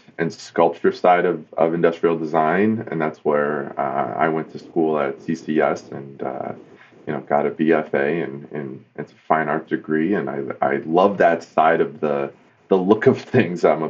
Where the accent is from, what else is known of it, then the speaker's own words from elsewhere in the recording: East Coast, United States; moved away as an adult; now in Detroit, United States; I grew up on the East Coast, and I moved to the Motor City to be a car designer